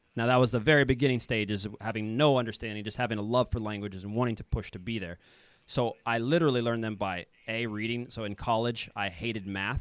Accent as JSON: {"language": "English", "town": "Kansas City", "country": "United States", "tie": "born or raised there", "also_born_or_lived": "Denmark / Finland / Croatia / Serbia", "moved": "as an adult", "lives_now": "Sweden", "said": "I'm from Kansas City. I, I grew up uh, there"}